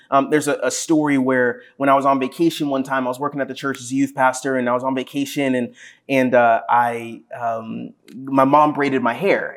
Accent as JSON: {"language": "English", "town": "Ashburn", "region": "Virginia", "country": "United States", "tie": "born or raised there", "said": "growing up in Ashburn"}